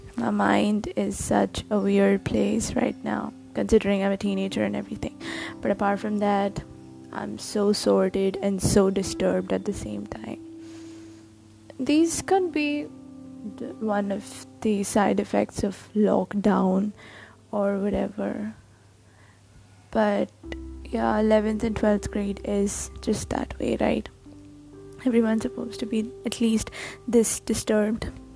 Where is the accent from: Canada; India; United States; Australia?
India; I'm Indian and I write.